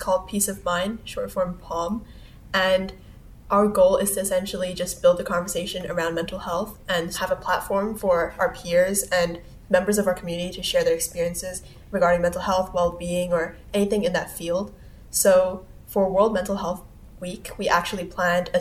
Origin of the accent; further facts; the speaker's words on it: Hong Kong; also born or lived in Malaysia / Singapore; originally, I'm from Malaysia and Singapore, but I moved here when I was 3 years old. So essentially, I was raised in Hong Kong